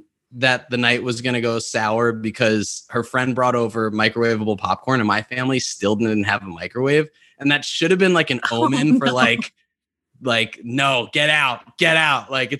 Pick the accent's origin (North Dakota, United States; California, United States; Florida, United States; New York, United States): New York, United States; I grew up in New York, where there are very little to no tornadoes